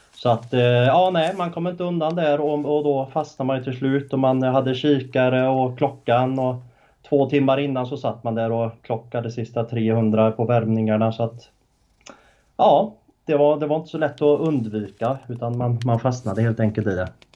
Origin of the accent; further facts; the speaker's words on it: Uddevalla, Västra Götaland, Sweden; bott i Uddevalla hela mitt liv